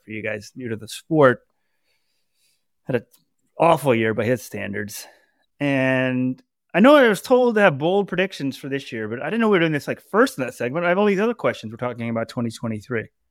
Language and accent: English; Dallas, Texas, United States; I'm from Dallas